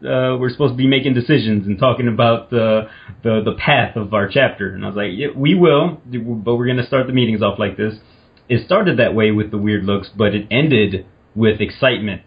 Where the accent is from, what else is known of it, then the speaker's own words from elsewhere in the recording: Indiana, United States; I'm from Indiana